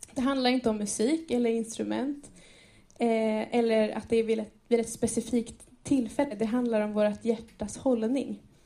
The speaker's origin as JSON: {"language": "Swedish", "town": "Enköping", "region": "Uppsala County", "country": "Sweden", "tie": "born or raised there", "said": "jag är född och uppvuxen i Enköping i den här församlingen"}